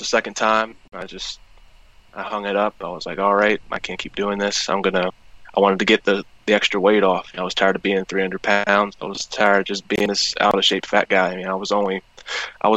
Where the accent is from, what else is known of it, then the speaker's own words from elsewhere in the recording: Cumberland, Maryland, United States; I'm from Cumberland, Maryland. I played at Fort Hill High School